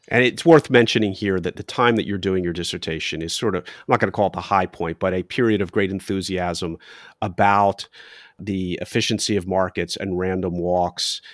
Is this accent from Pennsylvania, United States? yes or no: yes; Philadelphia, Pennsylvania, United States; I'm from Philadelphia